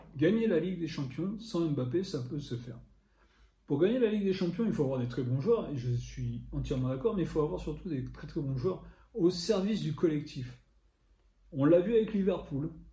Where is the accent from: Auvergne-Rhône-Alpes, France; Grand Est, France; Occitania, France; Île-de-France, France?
Île-de-France, France; Paris; je suis parisien